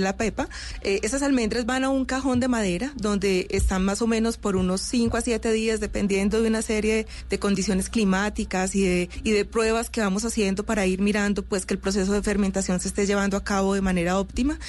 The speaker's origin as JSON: {"language": "Spanish", "country": "Colombia"}